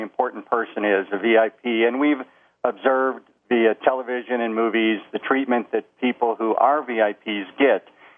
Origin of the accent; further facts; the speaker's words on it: Chicago, Illinois, United States; I was born and raised in Chicago.